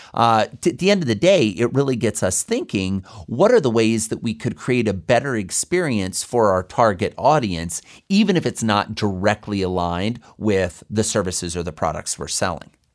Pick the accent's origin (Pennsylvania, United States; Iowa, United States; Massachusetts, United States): Iowa, United States; I grew up in Iowa.